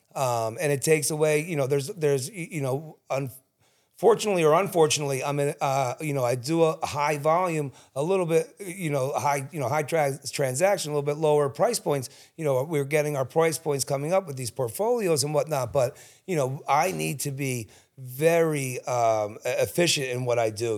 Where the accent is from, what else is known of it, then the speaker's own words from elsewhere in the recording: Cherry Hill, New Jersey, United States; also born or lived in Collingswood; I grew up in Cherry Hill